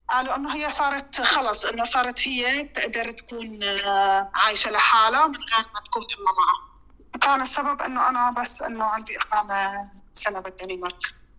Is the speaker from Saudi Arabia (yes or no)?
no; Syria; moved away as an adult; now in Denmark; عندنا بسوريا